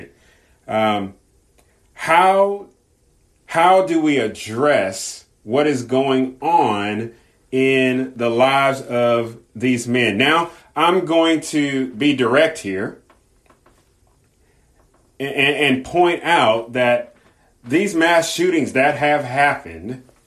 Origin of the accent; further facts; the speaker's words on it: Southern California, United States; I grew up in Southern California